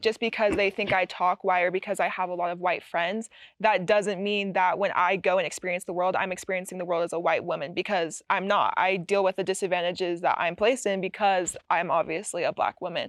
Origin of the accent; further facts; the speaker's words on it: Utah, United States; growing up in Utah, I was assimilated around a lot of white people